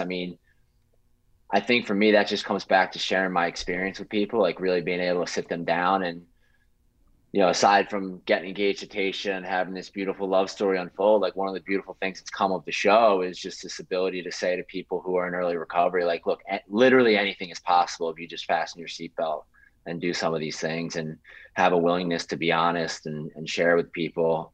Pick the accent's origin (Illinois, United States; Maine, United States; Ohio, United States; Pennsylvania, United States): Pennsylvania, United States; Philadelphia; I'm from Philly